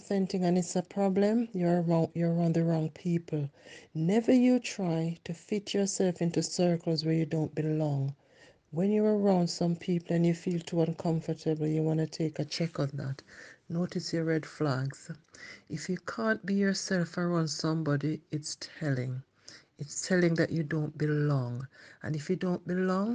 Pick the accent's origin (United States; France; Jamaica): Jamaica; accent: Jamaican; moved away; I try to keep my Jamaican accent as much as I can